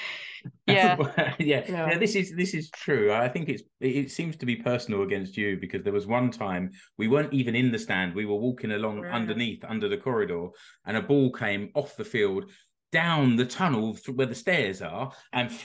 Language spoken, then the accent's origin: English; London, United Kingdom; now in Finland; I'm from South London.